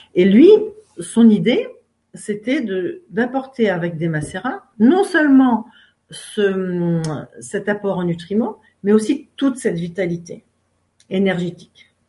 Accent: Finistère, Brittany, France; Je suis française et je suis même finistérienne. Et c'est important pour moi d'en parler parce que c'est un peu parce que je suis née dans le Finistère, face à Ouessant et à Molène

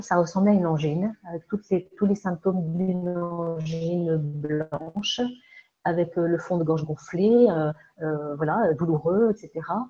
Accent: Alsace, Grand Est, France; moved away as an adult; also born or lived in Andalusia / Egypt; now in Ariège, France; je suis née donc en France, en Alsace

